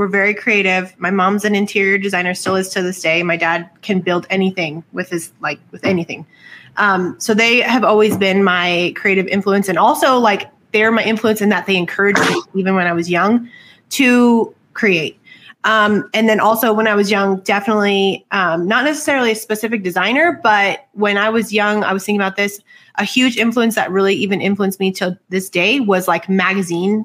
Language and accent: English; Southwest, United States; I'm from the Southwest.